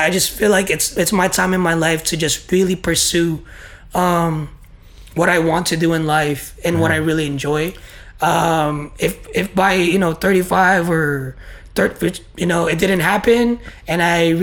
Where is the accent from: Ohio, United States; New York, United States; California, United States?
California, United States; Bay Area; I'm from the Bay Area, California